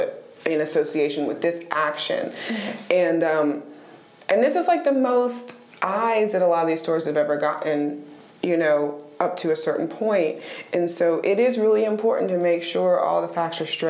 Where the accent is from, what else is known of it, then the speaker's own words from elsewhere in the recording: Raleigh, North Carolina, United States; I'm a Raleigh girl. I was raised in Raleigh. I've lived here since I was 3 years old.